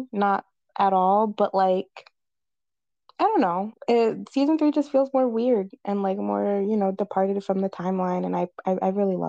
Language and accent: English; Florida, United States; I'm from Florida